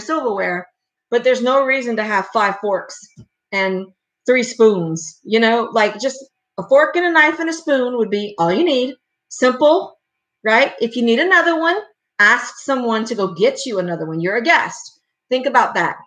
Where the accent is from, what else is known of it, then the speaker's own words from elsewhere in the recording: Louisiana, United States; I'm from Louisiana. We Cajun